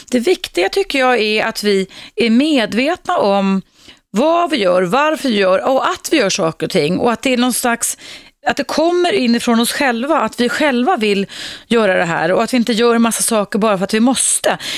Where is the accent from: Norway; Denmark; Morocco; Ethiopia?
Morocco; Swedish is a second language; now in Sweden; Ja, jag är född i Marocko.